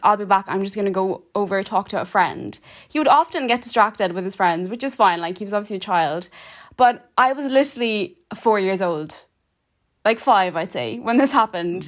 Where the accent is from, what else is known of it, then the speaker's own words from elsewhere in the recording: Kukës, Kukës County, Albania; now in Cork, Ireland; We are from a small town in the north of Albania called Cucas